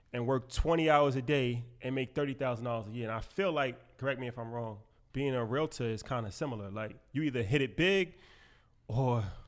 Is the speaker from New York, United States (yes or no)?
yes; New York, United States; So I was saying off camera, like, you know, we're from New York